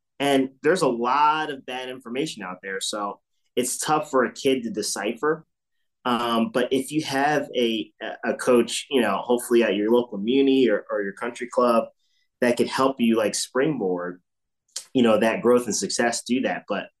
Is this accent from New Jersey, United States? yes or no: yes; Sewell, New Jersey, United States; also born or lived in Willingboro, New Jersey / Pennsauken, New Jersey; And I grew up, you know, around there. You know, I was born in Willingboro and obviously moved to Deptford or Sewell later